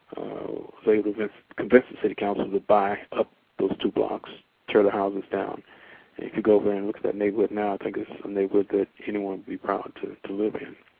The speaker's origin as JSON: {"language": "English", "town": "Winston-Salem", "region": "North Carolina", "country": "United States", "tie": "born or raised there", "also_born_or_lived": "Washington, D.C. / Durham, North Carolina", "said": "I was born in Washington D.C., but I was raised and grew up in Winston Salem, North Carolina. Uh, since five years old"}